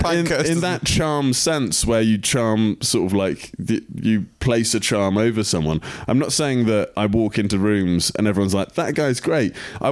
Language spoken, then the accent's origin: English; South East England, United Kingdom; And I'm just self-trained. I'm from Kent.